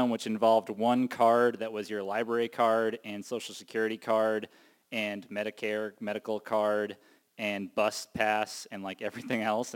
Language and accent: English; Cape Cod, Massachusetts, United States; I was born and raised on the Cape.